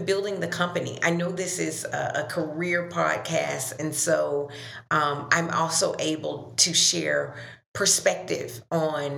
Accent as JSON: {"language": "English", "town": "Dothan", "region": "Alabama", "country": "United States", "also_born_or_lived": "Minneapolis", "moved": "as an adult", "said": "I'm originally from the South, Dothan, Alabama, so a Southern girl"}